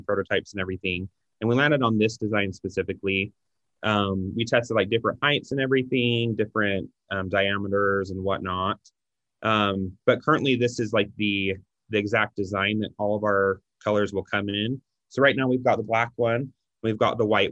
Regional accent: Utah, United States; we're from Utah

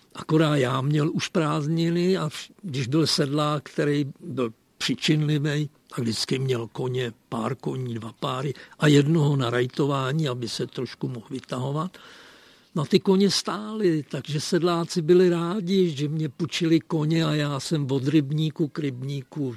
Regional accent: Třeboň, South Bohemian Region, Czechia; also born or lived in Czech border region (Sudetenland); A ten jsem našel v Třeboni v podstatě proto, že moje maminka se tu narodila, takže já jsem po Přeslici z Třeboně

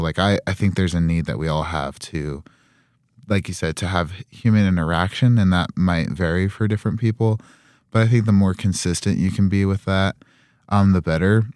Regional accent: Utah, United States; moved away as an adult; now in Rexburg, United States; I am from Utah, so definitely used to the cold.

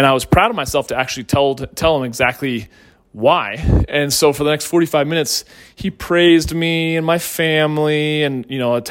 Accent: St. Louis, Missouri, United States; also born or lived in Northeastern United States; when we moved to St. Louis from the Northeast, I was held back

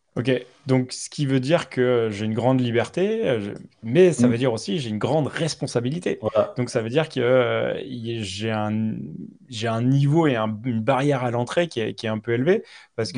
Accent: France; on est français

